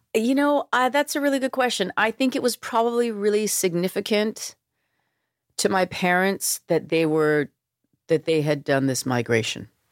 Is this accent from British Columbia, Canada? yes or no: yes; Vancouver, British Columbia, Canada; growing up in Vancouver, in suburban Vancouver